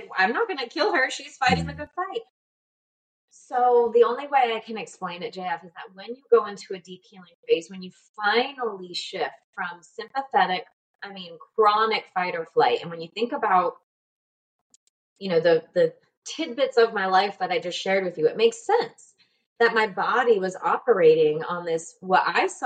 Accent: United States; moved away as an adult; now in Panama; I'm from the States

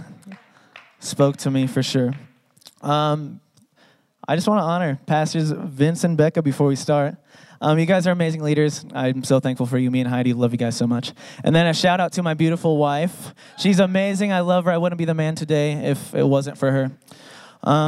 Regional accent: San Diego, California, United States; now in Salt Lake City, United States; I grew up in San Diego

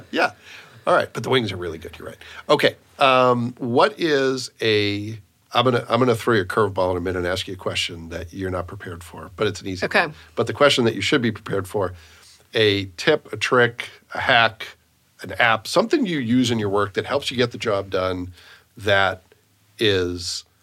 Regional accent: Boston, Massachusetts, United States; accent: Boston; Those are my ooh, my Boston accent just came out.

